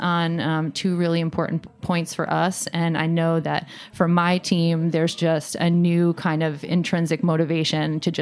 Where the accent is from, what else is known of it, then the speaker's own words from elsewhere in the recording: Vermont, United States; moved away; I'm from Vermont.